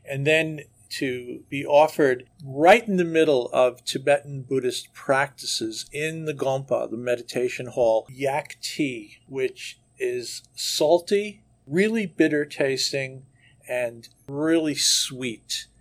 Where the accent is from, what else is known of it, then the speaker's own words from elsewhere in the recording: New York City, New York, United States; moved away; I was born and raised in New York City, went to school there, went to college there, and worked there for years